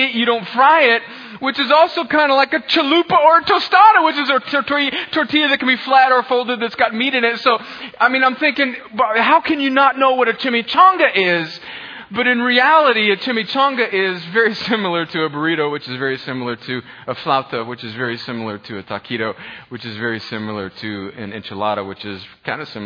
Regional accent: Southern California, United States; now in Columbus, Georgia, United States; I grew up in a place called Northern Mexico, which is also known as Southern California. And so my hometown is all Mexican

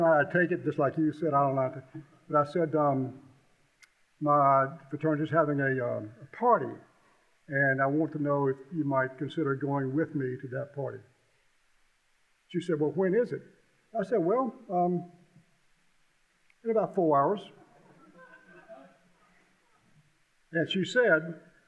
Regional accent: Columbia, United States; I grew up basically in Columbia, lived there when I was in the sixth grade

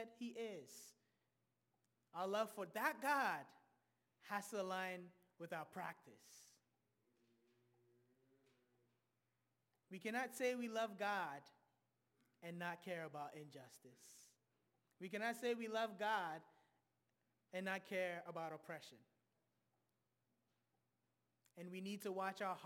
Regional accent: Ghana; moved away; I'm originally from Ghana

